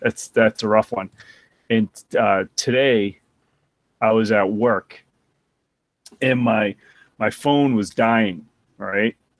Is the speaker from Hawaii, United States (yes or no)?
no; Boston, Massachusetts, United States; accent: Boston (slight)